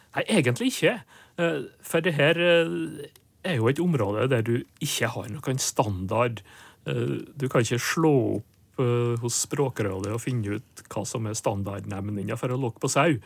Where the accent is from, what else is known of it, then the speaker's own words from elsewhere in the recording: inner Nordmøre, Møre og Romsdal, Norway; der jeg kommer fra, på indre Nordmøre, der var det porre som var lokkeropet